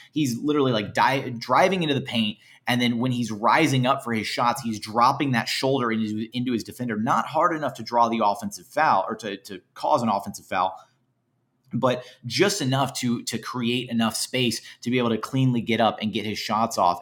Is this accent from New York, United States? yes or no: no; Houston, Texas, United States; I'm from Houston, uh, born and bred